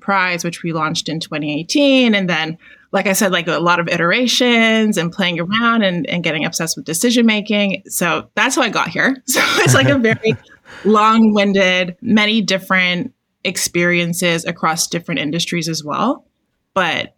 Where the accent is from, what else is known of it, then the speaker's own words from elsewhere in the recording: Toronto, Ontario, Canada; I'm Canadian, so I'm from Toronto.